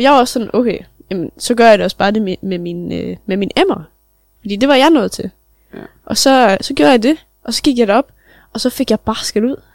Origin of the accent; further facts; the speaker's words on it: Nibe, North Denmark Region, Denmark; Selvfølgelig er vi opvokset i Nibe